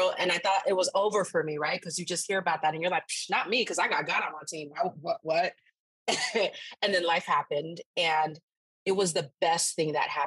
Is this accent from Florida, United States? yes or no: yes; Naples, Florida, United States; also born or lived in Antigua and Barbuda; I am a first generation Haitian-American. I was born in Naples, Florida